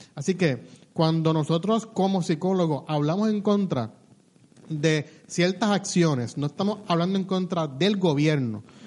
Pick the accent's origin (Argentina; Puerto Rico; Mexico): Puerto Rico